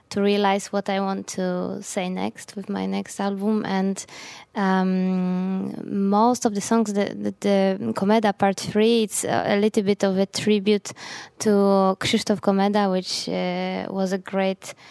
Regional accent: Gdańsk, Pomeranian Voivodeship, Poland; during my high school years, and and Gdańsk, my hometown, was a very good um, base for it.

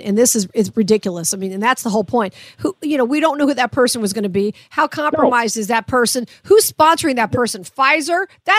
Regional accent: Las Vegas, Nevada, United States; I'm from Vegas

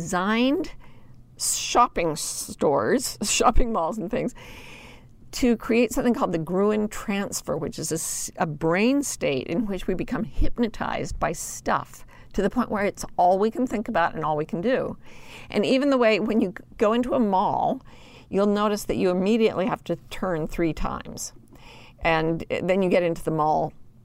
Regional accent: Utah, United States; I grew up in Utah

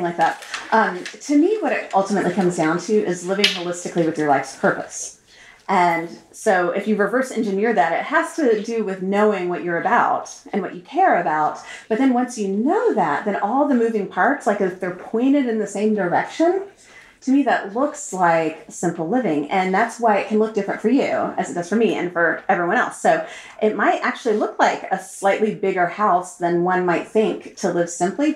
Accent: Austin, Texas, United States; moved away as an adult; also born or lived in Turkey; I grew up in Austin

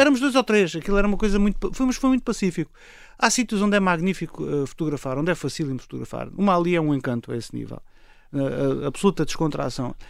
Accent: Moura, Alentejo, Portugal; also born or lived in Lisbon; sou Morense. Eh, sou, sou, a minha terra é Moura

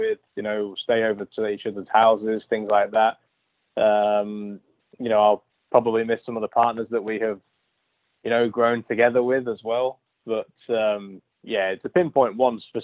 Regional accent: Lincoln, East Midlands, United Kingdom; moved away; my hometown

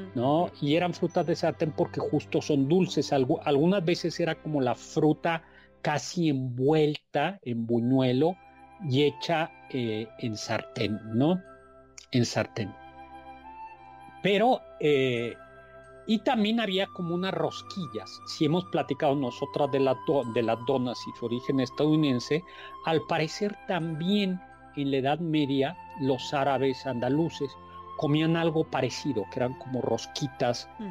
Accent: Mexico; los mexicanos somos los únicos fiesteros del mundo en la Navidad

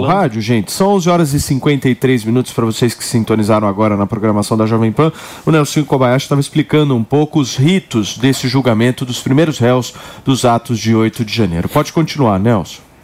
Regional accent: Brazil; nós somos brasileiros

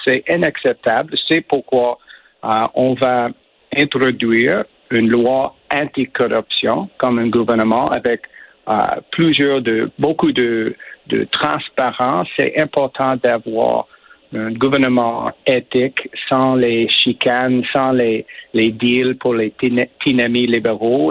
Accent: Quebec, Canada; first language English; French is a second language; moved away; je suis né au Québec, je suis un mm. anglo, bien sûr. J'ai pris mon français dans, dans les forces armées

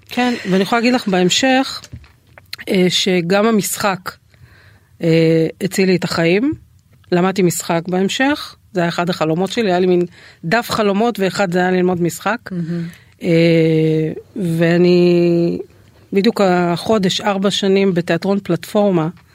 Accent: the Krayot, Haifa District, Israel; אז אני גדלתי בבית של אה, שני הורים מורים, אקדמאים, אה, אימא סגנית מנהלת בית ספר, אה. מאוד מוערכת, מאוד מצליחה. אבא שלי תואר שני בחינוך, היה גם מועמד למועצת העיר, גרנו בקריות

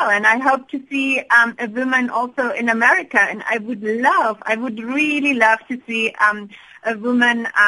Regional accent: Germany; English is a second language; moved away as an adult; now in South Africa; I'm calling from Germany, but I live in South Africa for almost 20 years, and I'm doing business in both worlds.

